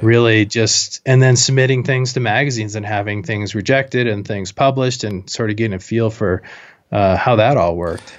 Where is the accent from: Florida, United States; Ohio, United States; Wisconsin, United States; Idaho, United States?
Idaho, United States; Moscow; moved away as an adult; also born or lived in Jackson Hole, Wyoming; I went to college in my hometown, Moscow, Idaho